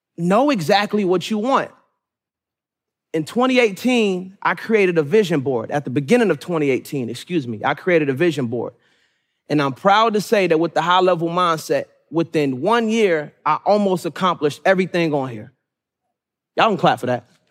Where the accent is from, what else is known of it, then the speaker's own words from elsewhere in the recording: Suitland, Maryland, United States; also born or lived in Raleigh, North Carolina; I was born in Raleigh, North Carolina, but was raised majority in Suitland, Maryland, which made me who I am today